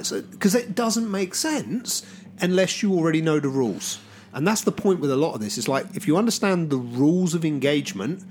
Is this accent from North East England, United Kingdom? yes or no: no; Southampton, South East England, United Kingdom; I grew up in Southampton, and there's a lot of bridges in Southampton that go over the river